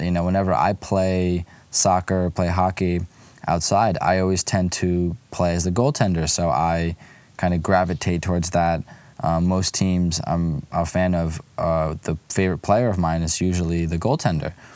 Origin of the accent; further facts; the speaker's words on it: Lviv, Lviv Oblast, Ukraine; moved away; my hometown club, Karpatı Lviv